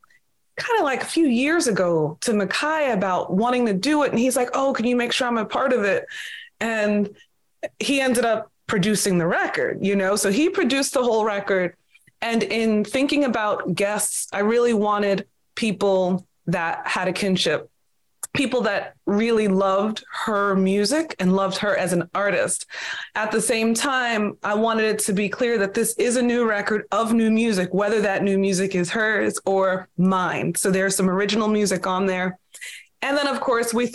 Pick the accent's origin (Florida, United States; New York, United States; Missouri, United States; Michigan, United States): New York, United States; Long Island; I'm New York born and raised on Long Island